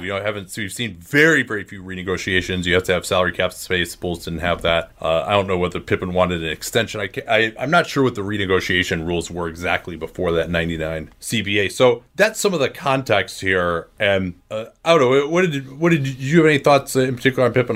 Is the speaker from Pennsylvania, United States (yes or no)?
no; Chicago, Illinois, United States; I grew up in the Chicagoland area during the nineteen nineties